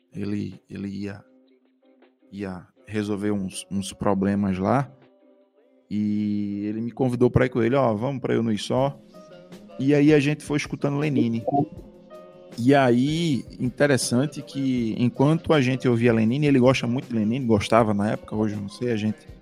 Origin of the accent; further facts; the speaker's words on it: Northeast Region, Brazil; accent: Nordestino; o nosso sotaque e colocar o nosso sotaque na música